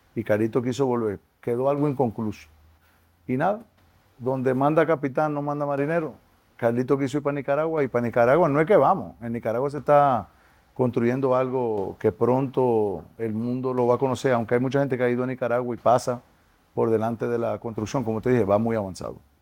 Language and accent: Spanish; Dominican Republic; como dominicanos nos tenemos que sentir orgullosos